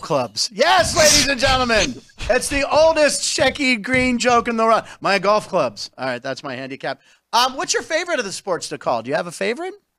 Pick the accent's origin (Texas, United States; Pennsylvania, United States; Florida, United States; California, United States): Pennsylvania, United States; Pittsburgh; moved away; also born or lived in Los Angeles; I grew up in Pittsburgh